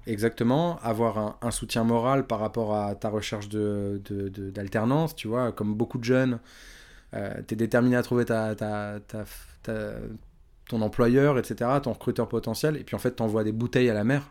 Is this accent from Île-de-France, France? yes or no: yes; Évry-Courcouronnes, Île-de-France, France; je viens d'Evry Courcouronne.